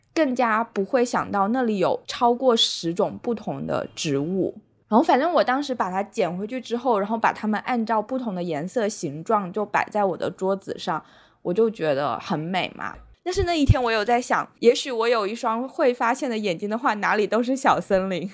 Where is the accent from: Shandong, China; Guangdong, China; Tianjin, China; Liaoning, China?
Guangdong, China; moved away as an adult; also born or lived in Beijing / Hong Kong / Netherlands; now in Wenzhou, China; 我曾经就是在广东长大嘛，但是成年之后去了